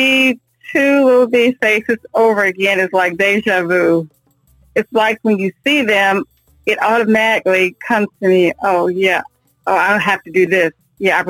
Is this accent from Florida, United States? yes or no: no; Virginia, United States; now in North Carolina, United States; I'm originally from Virginia. I moved to North Carolina in 1998.